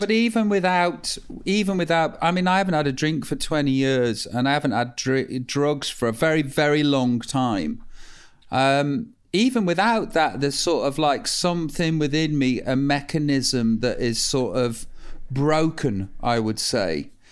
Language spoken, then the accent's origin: English; Stoke-on-Trent, West Midlands, United Kingdom; I'm from Stoke